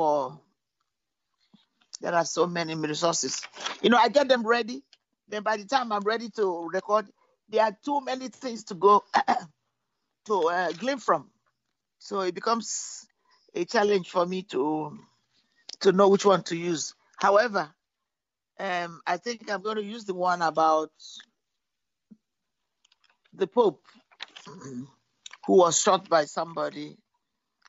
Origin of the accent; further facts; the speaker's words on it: London, United Kingdom; moved away as an adult; also born or lived in Nigeria; now in Somerville, United States; I grew up in London too